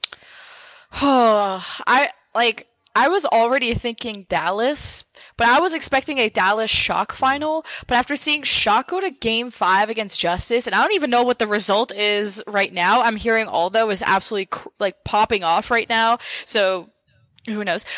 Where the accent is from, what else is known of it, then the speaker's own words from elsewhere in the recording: Montreal, Quebec, Canada; I was born in Montreal